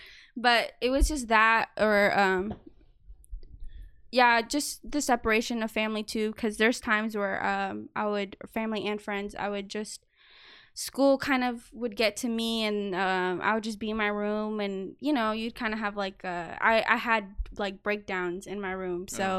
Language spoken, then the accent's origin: English; United States; are you American? And I would be like, yeah.